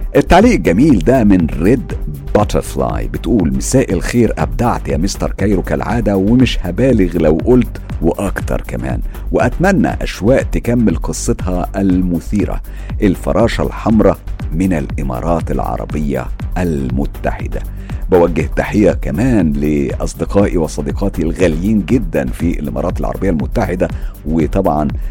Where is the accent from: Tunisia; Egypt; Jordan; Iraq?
Egypt; now in London, United Kingdom; أنا مقيم في لندن لكن طبعا أنا مصري ودمي اللي بيجري جوايا دم مصري صافي 100%